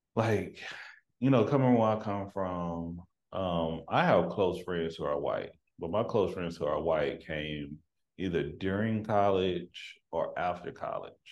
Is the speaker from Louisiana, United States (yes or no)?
no; Tyler, Texas, United States; moved away; growing up in East Texas